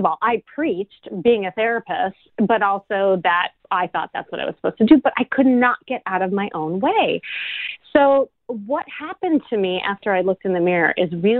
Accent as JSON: {"language": "English", "town": "Chicago", "region": "Illinois", "country": "United States", "moved": "yes", "lives_now": "Los Angeles, United States", "said": "I'm from Chicago"}